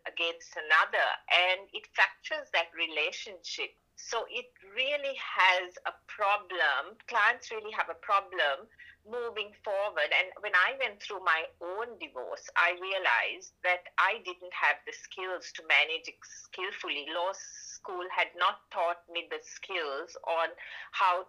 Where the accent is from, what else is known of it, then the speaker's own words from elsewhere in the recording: Sri Lanka; moved away as an adult; now in Melbourne, Australia; I'm from Sri Lanka